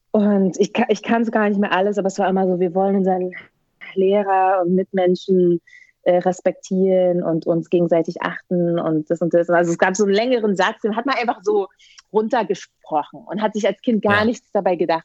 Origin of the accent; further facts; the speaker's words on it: Berlin, Germany; wie ich groß geworden bin, es war eigentlich also ein sozial schwache, schwaches Pflaster